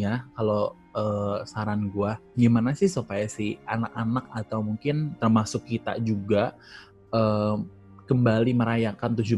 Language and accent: Indonesian; Bandung, West Java, Indonesia; karena gue dari Bandung ya jadi kayak taunya itu